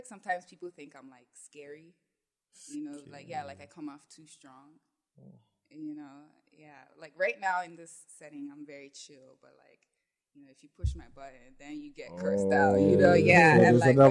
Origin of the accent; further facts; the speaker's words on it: Toronto, Ontario, Canada; moved away as an adult; now in Ghana; Canada, in Toronto. I grew up there. I was born in Canada, and then I lived in Ghana for like maybe like some 4 years when I was a child. And then we moved back to Canada